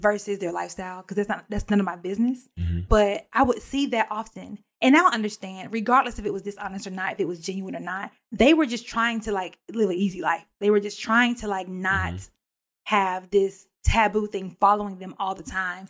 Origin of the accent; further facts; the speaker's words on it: Alabama, United States; moved away as an adult; I moved away from Alabama and um, started my own adult life